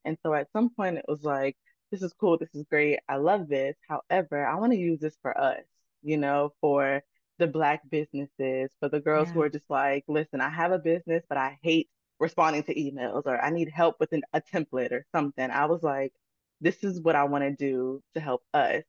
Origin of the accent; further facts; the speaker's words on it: Chesterfield, Virginia, United States; also born or lived in Baltimore, Maryland; I was born in Baltimore, Maryland, but I've been raised in Chesterfield, Virginia, my entire life. So that's really where I grew up.